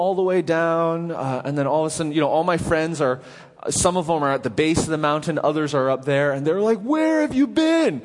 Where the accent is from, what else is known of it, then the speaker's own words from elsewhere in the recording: Vancouver, British Columbia, Canada; now in Nashville, United States; So growing up in Canada, in Vancouver